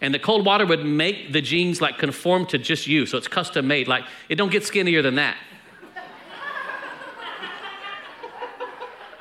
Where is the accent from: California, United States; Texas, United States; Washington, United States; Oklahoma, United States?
Texas, United States; we're from Texas